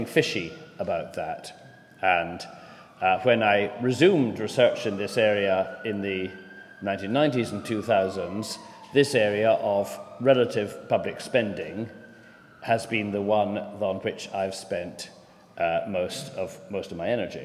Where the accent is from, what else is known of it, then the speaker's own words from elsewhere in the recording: Scotland, United Kingdom; moved away; also born or lived in North East England; I am a Scotsman